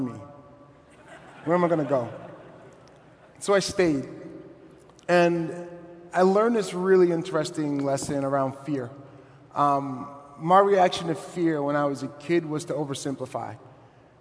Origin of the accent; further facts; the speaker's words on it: New York City, New York, United States; I'm from Brooklyn, not the sexy Brooklyn you see on TV now, but the not so sexy Brooklyn